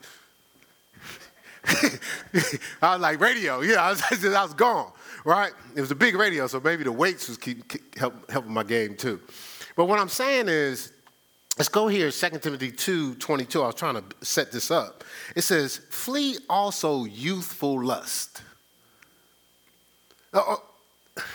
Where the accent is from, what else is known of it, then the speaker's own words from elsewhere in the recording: Newark, New Jersey, United States; when I was growing up in Newark